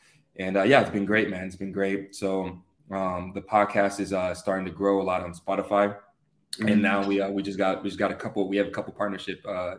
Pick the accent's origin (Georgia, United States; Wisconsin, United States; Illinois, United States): Georgia, United States; Atlanta; moved away as an adult; I'm from Atlanta.